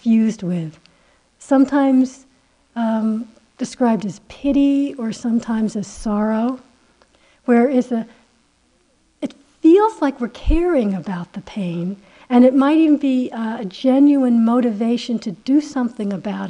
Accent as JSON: {"language": "English", "country": "United States", "said": "I'm so American, it's unbearable, you know, I could never pass for anything else"}